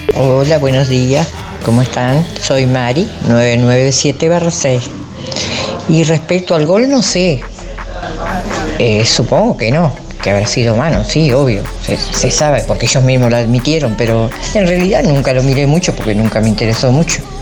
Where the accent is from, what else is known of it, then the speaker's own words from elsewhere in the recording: Uruguay; yo soy uruguaya